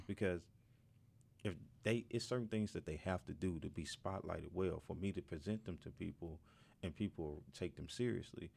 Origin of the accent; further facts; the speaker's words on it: Mississippi, United States; moved away as an adult; now in Northwest Arkansas, United States; I'm from Mississippi